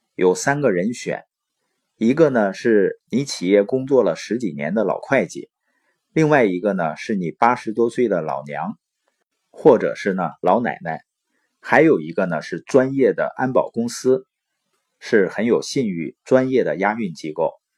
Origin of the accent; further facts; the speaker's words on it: Baoqing, Heilongjiang, China; moved away; also born or lived in Boli County, Heilongjiang; 我是黑龙江的，从小呢出生在宝清县，父母是那边的支边青年，所以呢在农场出生，然后长大。到十四岁呢回到了伯利县